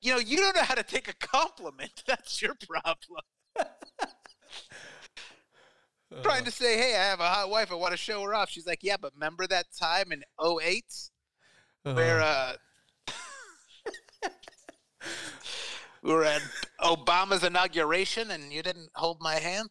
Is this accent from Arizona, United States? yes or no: yes; Tucson, Arizona, United States; moved away; my hometown of Tucson